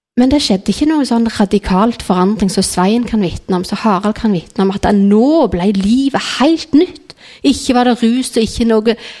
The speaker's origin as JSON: {"language": "Norwegian", "town": "Nærbø", "region": "Rogaland", "country": "Norway", "tie": "born or raised there", "said": "jeg gikk i menigheten hjemme på Nærbø"}